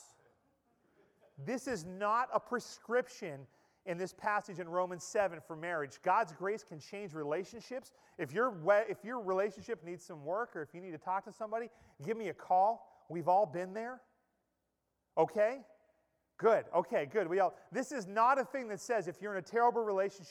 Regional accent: Pennsylvania, United States; moved away; the little mill town where I grew up in Pennsylvania

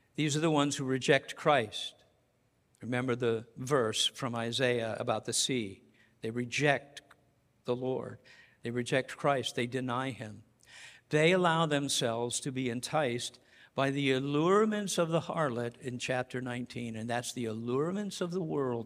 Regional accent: Colorado, United States; now in Massachusetts, United States; I'm from Colorado

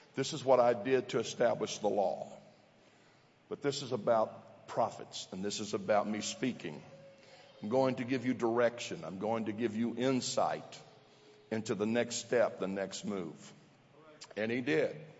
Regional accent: southeast Missouri, United States; as a kid in southeast Missouri

